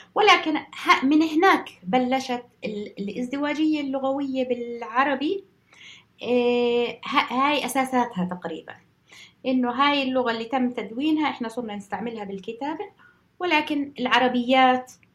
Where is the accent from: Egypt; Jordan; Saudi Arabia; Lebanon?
Jordan; now in United Kingdom; عندنا بالأردن